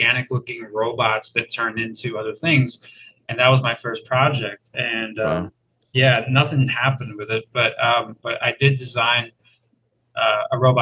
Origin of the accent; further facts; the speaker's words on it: Texas, United States; moved away as an adult; also born or lived in Savannah; I grew up in Texas.